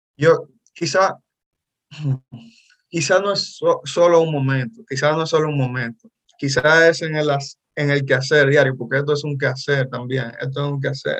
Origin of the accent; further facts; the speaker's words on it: Dominican Republic; soy dominicano, soy actor